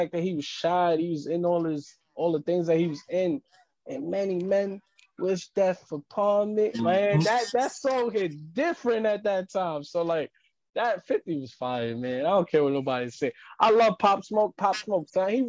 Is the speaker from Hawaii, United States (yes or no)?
no; New York City, New York, United States; I grew up in Harlem. Like, I grew up on 125th and Broadway. Like, that's, I grew up in the thick of Harlem. I live in Spanish Harlem.